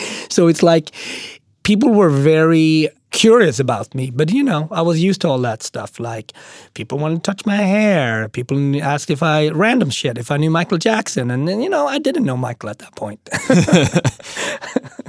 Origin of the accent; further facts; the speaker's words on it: Sweden; moved away as an adult; also born or lived in Switzerland / Austria / Japan; now in New York City, United States; I mean, I grew up in Sweden, and then I lived for two years in Switzerland